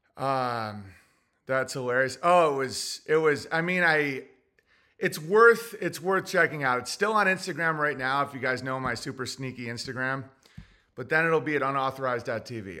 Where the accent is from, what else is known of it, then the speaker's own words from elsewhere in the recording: Oswego, New York, United States; moved away; I was raised in Oswego, New York